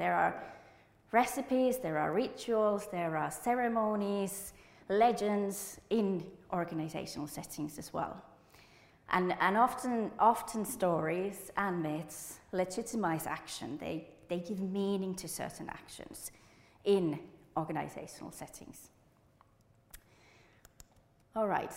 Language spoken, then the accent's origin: English; Enontekiö, Lapland, Finland; English is a second language; moved away as an adult; now in United Kingdom; I'm originally from Enontekiö, which is one of the most northern parts of Finland